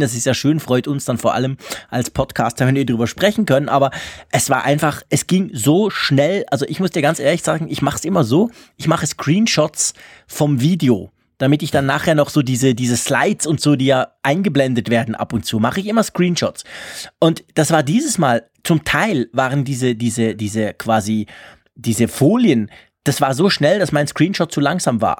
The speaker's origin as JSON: {"language": "German", "country": "Switzerland", "said": "als Schweizer"}